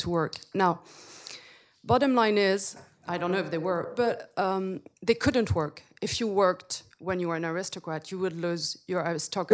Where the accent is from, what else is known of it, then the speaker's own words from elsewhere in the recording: Paris, Île-de-France, France; I come from Paris. So, as a French and as a lawyer